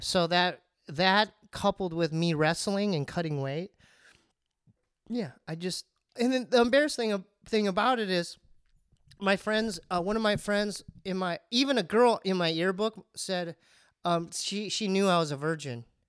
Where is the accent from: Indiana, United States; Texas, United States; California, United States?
California, United States; Poway; we grew up in Poway